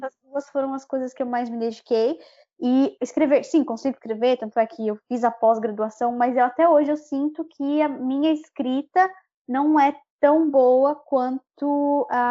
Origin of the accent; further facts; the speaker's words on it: Brazil; accent: Brazilian; now in Dublin, Ireland; ter um, um, sotaque brasileiro, eu sei que sempre vou ter